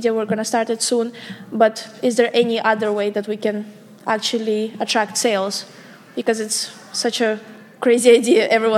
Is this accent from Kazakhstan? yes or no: yes; Kazakhstan; moved away as an adult; now in Amsterdam, Netherlands; I'm from Kazakhstan. So I study here for 2 years now at UVA